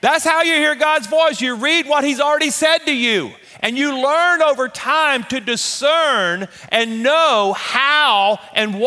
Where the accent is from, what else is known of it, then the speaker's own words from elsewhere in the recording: Louisiana, United States; moved away as an adult; also born or lived in Shreveport, Louisiana / Amarillo, Texas; we're Louisiana people